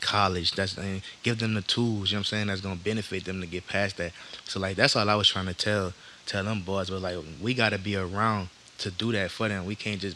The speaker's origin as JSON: {"language": "English", "town": "Harvey", "region": "Louisiana", "country": "United States", "tie": "born or raised there", "also_born_or_lived": "New Orleans", "said": "I'm from Old Harvey"}